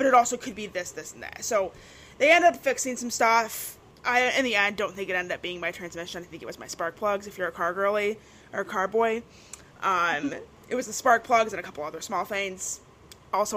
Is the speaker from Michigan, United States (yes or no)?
yes; Michigan, United States; I'm from Michigan. I drove down here.